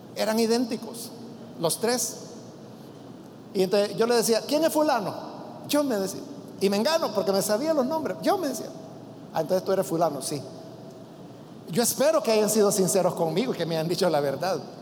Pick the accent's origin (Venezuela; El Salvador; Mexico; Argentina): El Salvador; el calor húmedo que nosotros tenemos en nuestro país